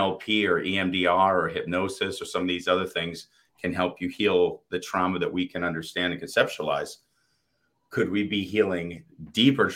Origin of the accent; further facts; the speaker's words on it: Boston, Massachusetts, United States; I grew up in Boston